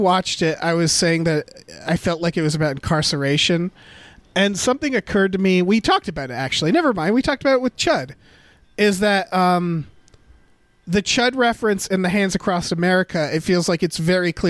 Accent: Western Massachusetts, United States; my hometown in Western Massachusetts.

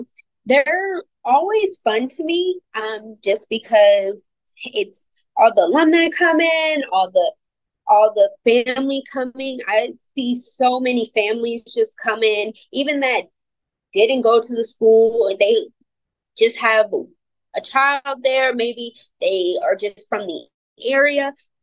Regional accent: Suffolk, Virginia, United States; moved away as an adult; now in Elizabeth City, United States; and I'm from Suffolk, Virginia.

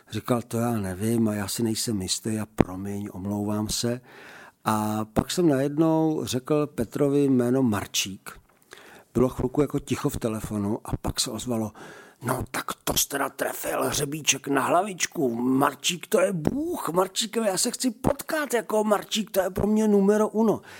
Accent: Zlín Region, Czechia; A vítěz chrou okolností je Valach a já jsem taky Valach.

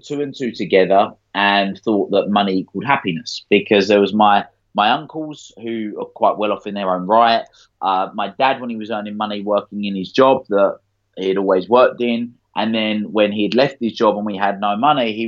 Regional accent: Essex, East of England, United Kingdom; I grew up in Essex

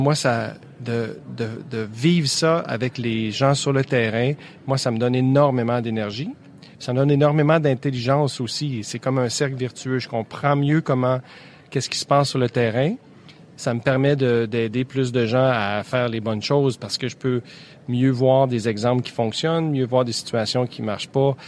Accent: Quebec, Canada; chez nous au ah, Québec

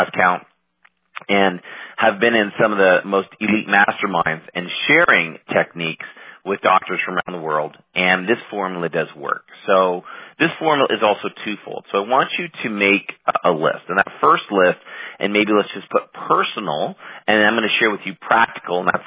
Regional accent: Canada; moved away as an adult; now in United States; I'm Canadian, living in the States now.

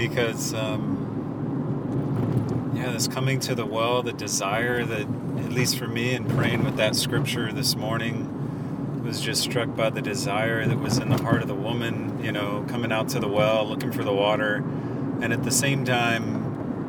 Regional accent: Augusta, Georgia, United States; moved away; Originally from Augusta, Georgia.

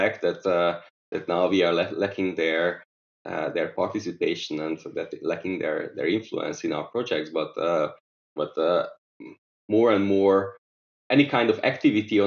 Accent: Budapest, Hungary; Budapest, which is my hometown

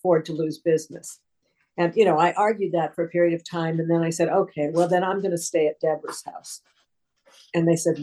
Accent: Aspen, Colorado, United States; now in Vermont, United States; I grew up in Aspen, Colorado.

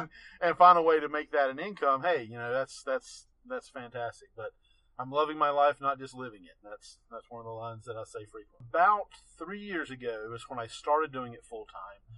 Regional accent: Asheville, North Carolina, United States; also born or lived in Macon, Georgia; I grew up here in Western North Carolina. Mm-hmm. You know, I was born in Asheville went to high school here

